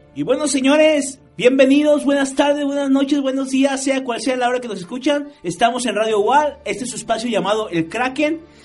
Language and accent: Spanish; Mexico; uno como mexicano de a pie